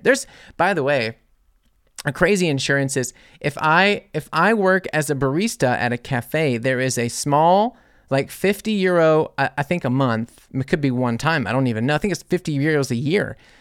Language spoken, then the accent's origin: English; New Orleans, Louisiana, United States; moved away as an adult; now in Germany